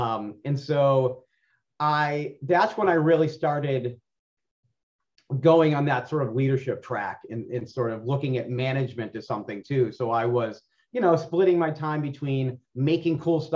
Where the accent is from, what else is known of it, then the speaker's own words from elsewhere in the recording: Boston, Massachusetts, United States; I was from South Boston